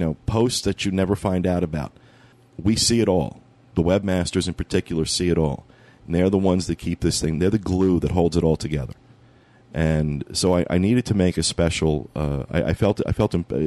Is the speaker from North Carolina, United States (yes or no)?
no; New York, United States; being from the Northeast, being a New Yorker